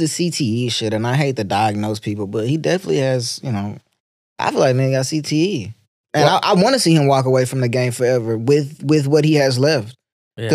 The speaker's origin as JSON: {"language": "English", "town": "Arlington", "region": "Texas", "country": "United States", "tie": "born or raised there", "also_born_or_lived": "Fort Worth, Texas", "said": "halfway Fort Worth, halfway Arlington. But I rep Arlington because, you know, Arlington, that's where I had the most of my fights."}